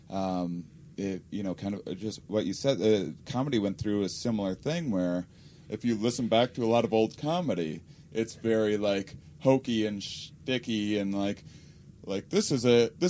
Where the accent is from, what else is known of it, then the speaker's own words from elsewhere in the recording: Wisconsin, United States; I'm from Wisconsin